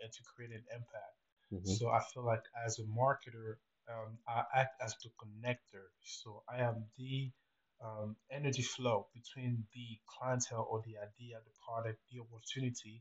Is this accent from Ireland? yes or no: no; Cameroon; moved away as an adult; now in United States; Originally I was born in Cameroon, which is in Central Africa, and I decided to, move to America to pursue a career in business.